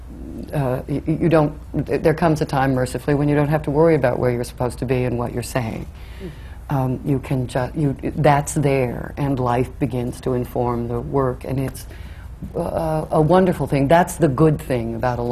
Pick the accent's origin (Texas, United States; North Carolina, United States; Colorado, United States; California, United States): California, United States; Oakland; moved away; I grew up in California, in Oakland, California